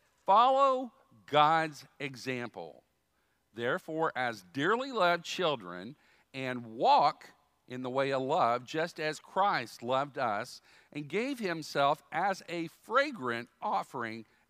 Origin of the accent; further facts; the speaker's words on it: Dayton, Ohio, United States; I was born in Dayton, Ohio.